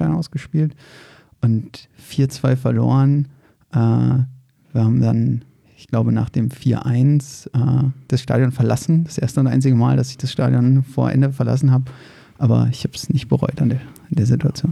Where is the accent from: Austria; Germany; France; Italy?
Germany; Berlin; moved away as an adult; now in Frankfurt, Germany; ich bin in Berlin-Reinigendorf geboren